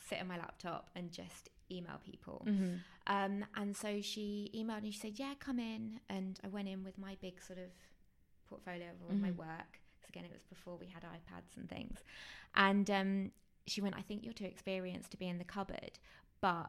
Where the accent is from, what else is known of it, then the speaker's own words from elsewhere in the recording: Worthing, South East England, United Kingdom; moved away as an adult; also born or lived in London; I'm from Worthing near Brighton, mm-hmm, so on the coast